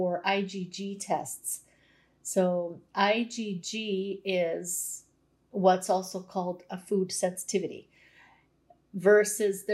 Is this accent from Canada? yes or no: yes; Canada; every generation before me ate like a Croatian, but I was born in Canada.